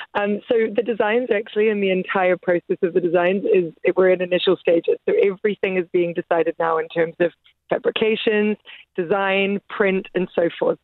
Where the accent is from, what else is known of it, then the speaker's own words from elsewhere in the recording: Auckland, New Zealand; now in London, United Kingdom; I was born in Auckland, New Zealand's my home